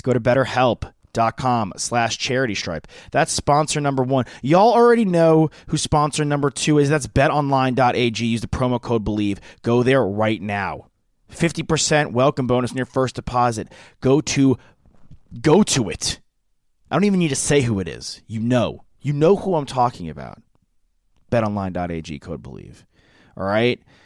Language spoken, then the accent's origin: English; New York, United States; I grew up in New York, but my family's from Boston